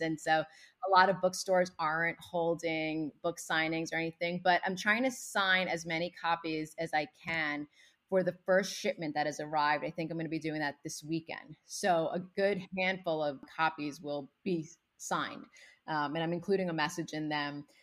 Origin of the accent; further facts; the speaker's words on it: United States; when I came to the States when I was six months old with my parents, we didn't speak any English. So I learned English along with my parents by watching Sesame Street